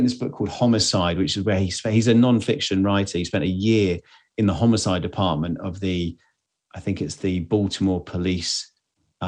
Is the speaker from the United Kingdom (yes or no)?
yes; England, United Kingdom; I'm English